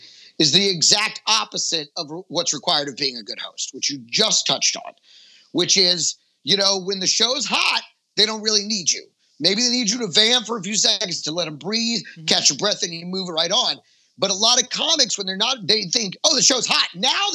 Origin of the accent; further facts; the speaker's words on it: Dallas, Texas, United States; moved away; also born or lived in San Jose, California; I was raised in Dallas, Texas. Dallas is really where I kind of grew up.